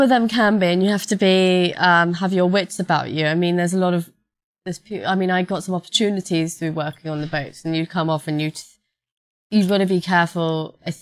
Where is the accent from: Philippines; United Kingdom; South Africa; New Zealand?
United Kingdom; London; I'm a London girl. I grew up in London, from London